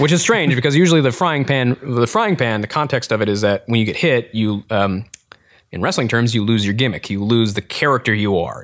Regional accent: Eau Claire, Wisconsin, United States; I mainly grew up in a place called Eau Claire, Wisconsin

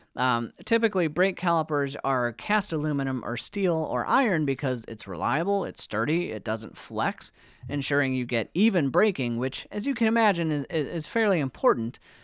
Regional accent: United States; As an American

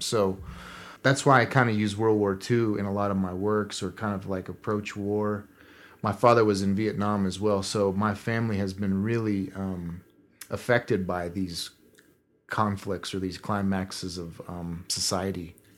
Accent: southern Kansas, United States; I grew up in Kansas, at the really su-, southern part of it, right next to the Oklahoma border.

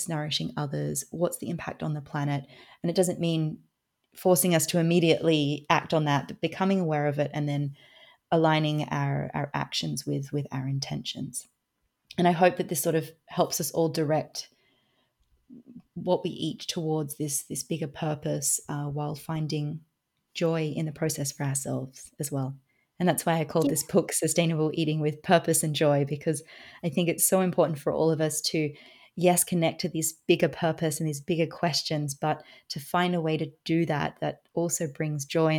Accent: Australia; now in Switzerland; I am Australian, but I live in Switzerland.

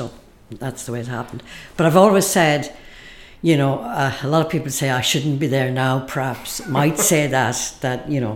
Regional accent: Ireland; my life as an Irish person

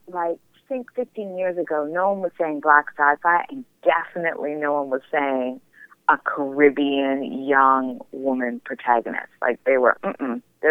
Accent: Toronto, Ontario, Canada; I'm from Toronto

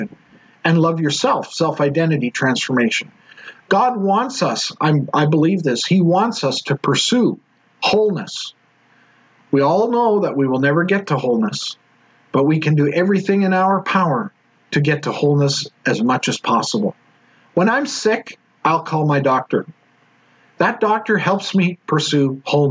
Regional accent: Edmonton, Alberta, Canada; I'm actually from Edmonton

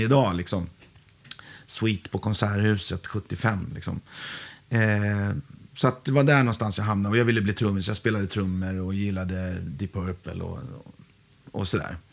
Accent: Huddinge, Stockholm County, Sweden; jag är från Huddinge Segeltorp

